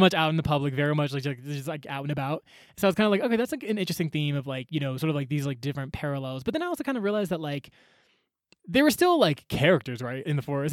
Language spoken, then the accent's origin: English; Atlanta, Georgia, United States; moved away as an adult; also born or lived in Chicago; I grew up in Atlanta, went to school in Chicago